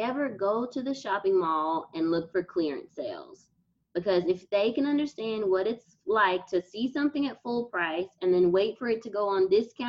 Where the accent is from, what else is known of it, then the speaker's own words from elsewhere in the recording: Nigeria; I'm Nigerian, so we go to get cloth at markets.